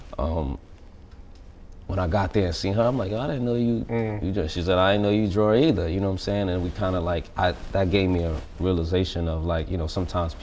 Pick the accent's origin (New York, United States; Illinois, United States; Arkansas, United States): New York, United States; New York City; I'm from Brooklyn. I grew up pretty much just me, my brother, and my mom